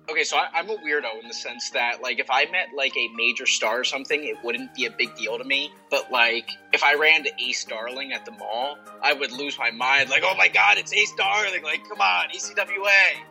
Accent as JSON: {"language": "English", "town": "Atlantic City", "region": "New Jersey", "country": "United States", "said": "I'm from Atlantic City, so I'm right on the shore."}